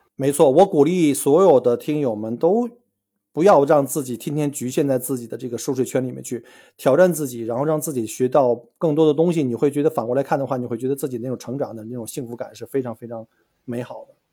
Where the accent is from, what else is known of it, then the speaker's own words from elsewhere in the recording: China; now in Australia; 像我们中国人，或者说东亚人吧，我们来自于这个高竞争的国家